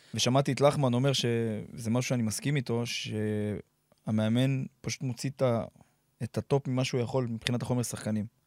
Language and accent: Hebrew; Nof HaGalil, Northern District, Israel; moved away as an adult; also born or lived in Migdal HaEmek / Beersheba; אנשי נוף הגליל, נצרת עילית, זה אנשים שמאוד מאוד קרובים אליי, שם גדלתי